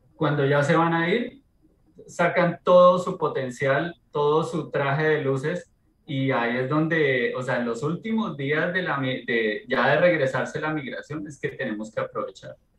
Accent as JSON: {"language": "Spanish", "country": "Colombia", "said": "soy colombiano"}